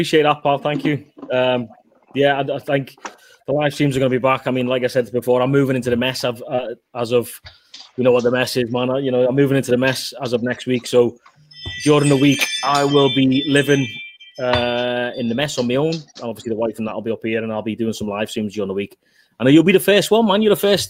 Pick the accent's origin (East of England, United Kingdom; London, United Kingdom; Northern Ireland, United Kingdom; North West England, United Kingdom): North West England, United Kingdom; Liverpool; moved away as an adult; now in Canada; I'm from Liverpool. I'm from a massive city back in the UK